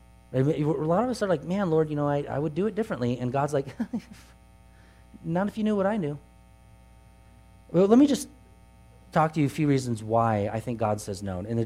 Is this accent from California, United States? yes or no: yes; Truckee, California, United States; I grew up here in Truckee